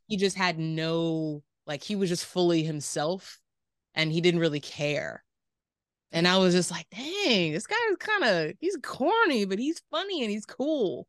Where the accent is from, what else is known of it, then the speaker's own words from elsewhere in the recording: Riverside, California, United States; also born or lived in Moreno Valley, California / Davis, California; I was born and raised in the Inland Empire